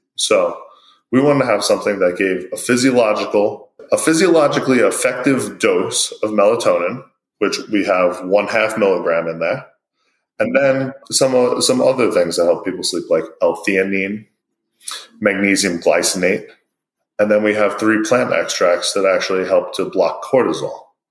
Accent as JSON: {"language": "English", "town": "New York City", "region": "New York", "country": "United States", "tie": "born or raised there", "said": "Being from New York, I grew up in a town called Broad Channel"}